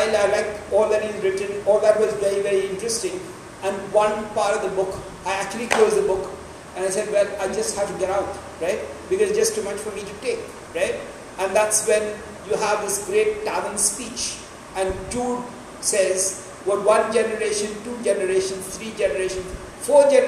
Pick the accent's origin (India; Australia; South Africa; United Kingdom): India